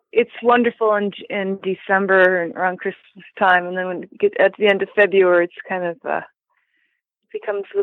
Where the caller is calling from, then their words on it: Buffalo, New York, United States; Um, Buffalo, New York.